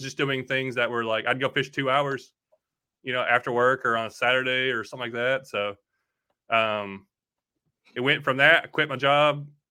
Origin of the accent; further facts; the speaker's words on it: Bowling Green, Kentucky, United States; also born or lived in Tennessee; I'm from Bowling Green, Kentucky, that, or that's where I was born, but we lived in Kentucky and Tennessee all my life